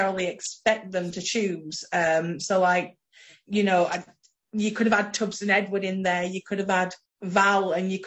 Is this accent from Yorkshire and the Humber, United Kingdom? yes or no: yes; Sheffield, Yorkshire and the Humber, United Kingdom; I'm from Parson Cross